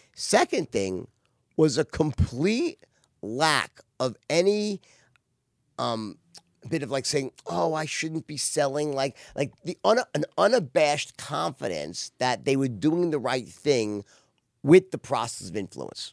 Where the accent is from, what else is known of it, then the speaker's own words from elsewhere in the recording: Los Angeles, California, United States; Los Angeles, my hometown